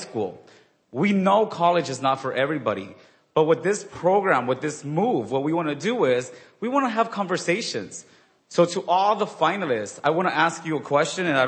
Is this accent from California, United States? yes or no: yes; Inglewood, California, United States; I grew up in Inglewood, which is near the airport